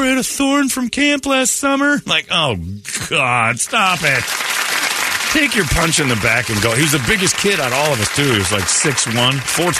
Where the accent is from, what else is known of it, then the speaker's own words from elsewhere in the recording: Arizona, United States; I'm from Arizona.